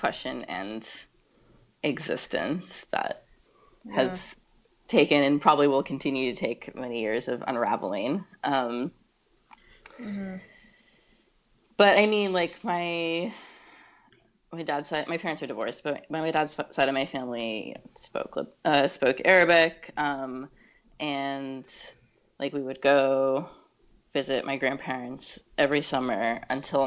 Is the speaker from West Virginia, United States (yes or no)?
no; Connecticut, United States; moved away as an adult; also born or lived in Boston / Oakland; now in New York, United States; I grew up in Connecticut